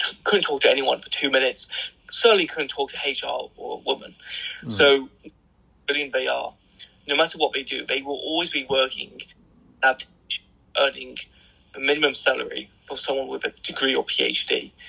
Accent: Birmingham, West Midlands, United Kingdom; accent: Birmingham; when I get really pissed off or angry and start shouting, which is very rare, the Birmingham accent does come out.

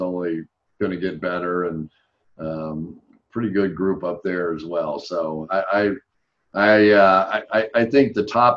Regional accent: United Kingdom; I'm just a British fan kind of guy.

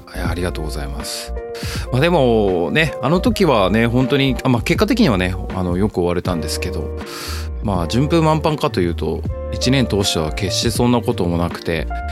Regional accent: Hokkaido, Japan; 僕北海道出身

